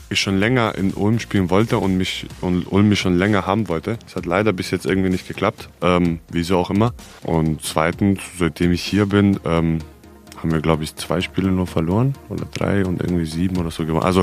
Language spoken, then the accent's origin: German; Serbia; hallo, ich bin, äh, ich komme aus Serbien.